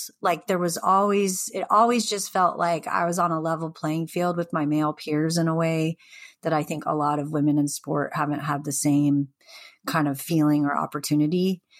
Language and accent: English; Pacific Northwest, United States; And then I found skateboarding as kind of an angsty teenager growing up in the Northwest.